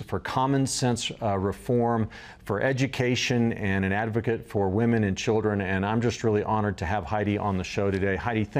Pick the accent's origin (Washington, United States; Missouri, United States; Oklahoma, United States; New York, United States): Oklahoma, United States; now in Colorado, United States; Before that, I came from Oklahoma.